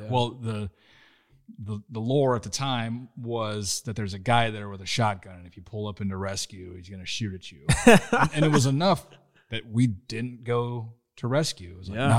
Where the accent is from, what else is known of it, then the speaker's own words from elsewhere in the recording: Schuyler, Nebraska, United States; I grew up in Schuyler.